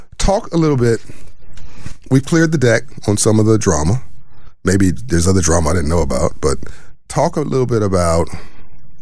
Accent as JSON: {"language": "English", "town": "Los Angeles", "region": "California", "country": "United States", "tie": "born or raised there", "said": "I grew up in South Central"}